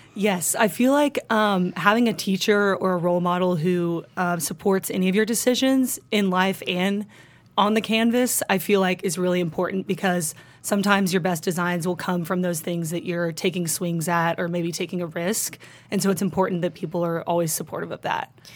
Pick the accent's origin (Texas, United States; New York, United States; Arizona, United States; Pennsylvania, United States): Texas, United States; Highland Park; also born or lived in Austin, Texas; growing up in Highland Park